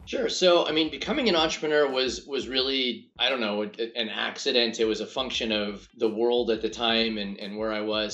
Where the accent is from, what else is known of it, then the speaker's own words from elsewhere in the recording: Grants Pass, Oregon, United States; moved away; my hometown of Grants Pass